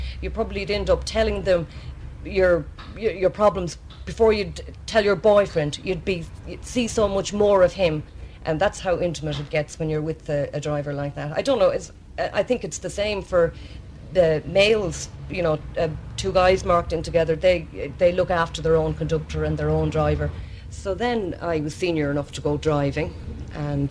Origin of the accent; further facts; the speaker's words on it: Roscommon, Connacht, Ireland; moved away as an adult; now in Dublin, Ireland; my school days in Roscommon